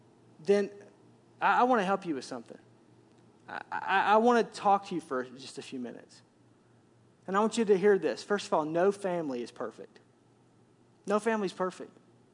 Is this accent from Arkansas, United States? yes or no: yes; Arkansas, United States; now in Milwaukee, United States; just because I'm from Arkansas doesn't mean I'll live the rest of my life in Arkansas. There was a time where God moved me from there to here.